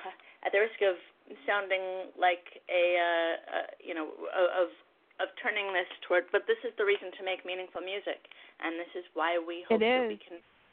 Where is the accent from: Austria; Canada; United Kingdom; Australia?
Canada; and I'm originally from Canada, and we've got Muslim and Jew and Christian all in the band